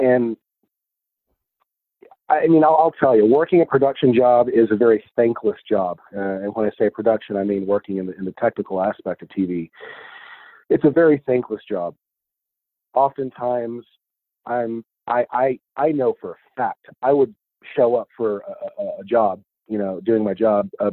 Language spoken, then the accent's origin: English; Odessa, Texas, United States; moved away as an adult; also born or lived in Austin, Texas; now in Albuquerque, United States; That's my hometown. That's where I grew up